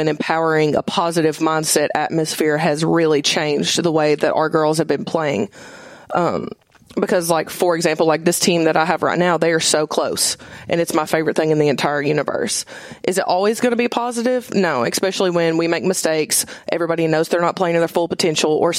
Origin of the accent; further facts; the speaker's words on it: Summertown, Tennessee, United States; I am from Summertown. I played 3 sports in Summertown